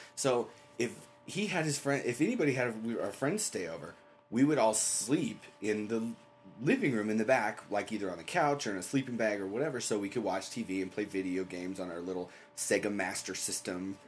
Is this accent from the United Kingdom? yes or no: yes; England, United Kingdom; I grew up in England